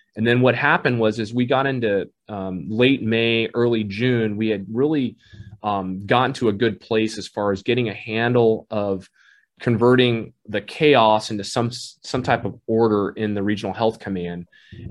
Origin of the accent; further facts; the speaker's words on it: Southern California, United States; also born or lived in Saigon, Vietnam; I grew up in Southern California for my formative years, went to school there all the way through undergrad